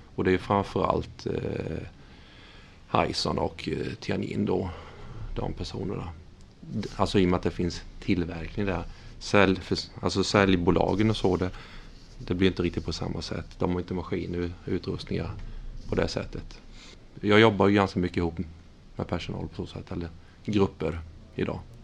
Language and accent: Swedish; Vetlanda, Jönköping County, Sweden; moved away as an adult; also born or lived in Norrköping; now in Tranås, Sweden; jag är uppvuxen i Vetlanda